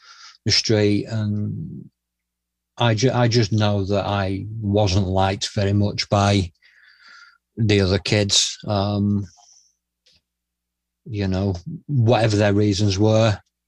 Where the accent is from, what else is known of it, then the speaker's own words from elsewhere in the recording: Glasgow, Scotland, United Kingdom; born there; Yeah, so I was told that my mum, that I was born in Glasgow, and that my mum was young.